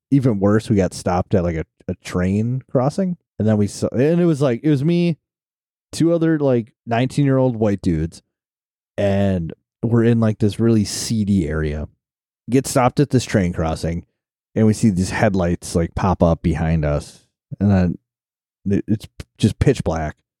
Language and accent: English; Wisconsin, United States; we're from Wisconsin